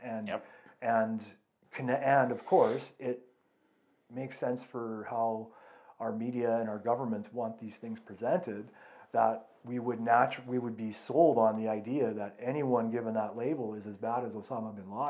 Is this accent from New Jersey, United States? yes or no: no; California, United States; now in Calgary, Canada; my upbringing in California, right? Like, my upbringing in the States.